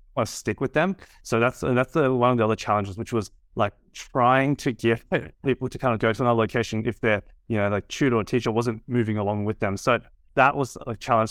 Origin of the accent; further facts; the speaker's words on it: Sydney, New South Wales, Australia; I was, uh, born and raised in Sydney.